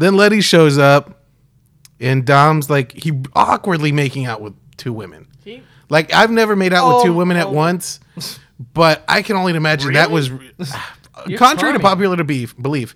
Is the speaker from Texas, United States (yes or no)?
yes; Texas, United States; I'm Mexican. What do you mean? Like, I'm from Texas